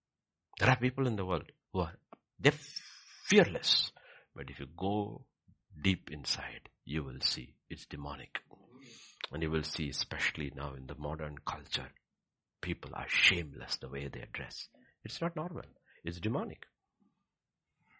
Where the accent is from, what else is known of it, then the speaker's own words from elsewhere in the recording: Kerala, India; I'm from Kerala, where one third of the population is Christian